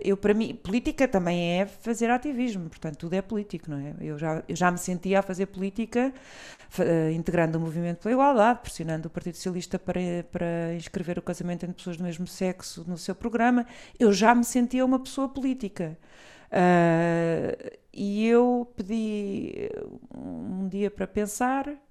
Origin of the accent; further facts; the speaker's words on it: Portugal; also born or lived in Brazil / Lisbon; eu, eu não nasci cá, nasci no Brasil, mas vim muito pequena